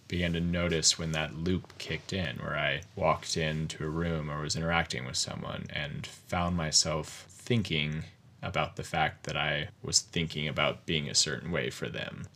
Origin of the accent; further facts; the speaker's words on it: Covington, Virginia, United States; moved away as an adult; also born or lived in Connecticut / Chapel Hill, North Carolina / Bozeman, Montana; I grew up in Covington, Virginia. It's, um, southwestern Virginia on the Appalachian Mountains.